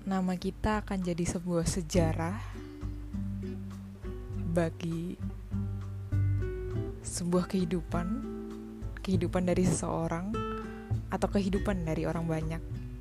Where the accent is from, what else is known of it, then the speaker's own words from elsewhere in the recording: Java, Indonesia; Ya seperti namanya memang saya asli orang Jawa.